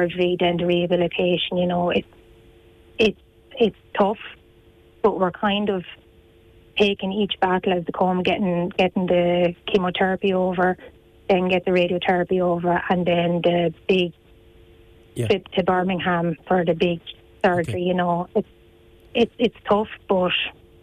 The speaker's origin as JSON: {"language": "English", "town": "Bunclody", "region": "Leinster", "country": "Ireland", "said": "Originally from Bunclody"}